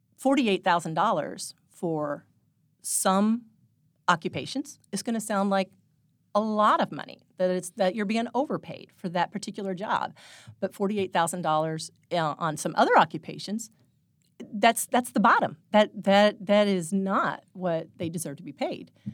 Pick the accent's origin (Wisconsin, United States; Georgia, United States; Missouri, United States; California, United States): Missouri, United States; Phelps County; also born or lived in Saint Louis; I grew up in Phelps County, spent all my life here, except for one year.